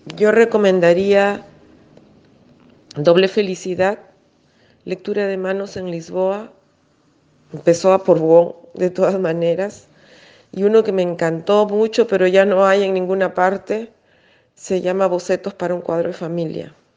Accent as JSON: {"language": "Spanish", "country": "Peru", "tie": "born or raised there", "also_born_or_lived": "Germany / Argentina", "said": "Me siento muy china en Perú y muy poco china en China en el sentido del lenguaje"}